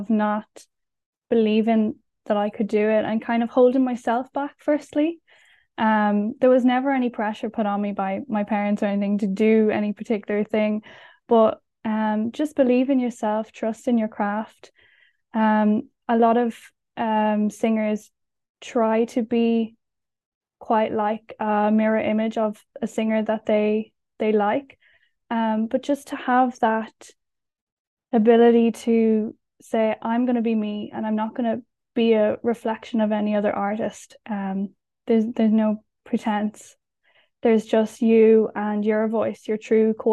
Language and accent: English; Ireland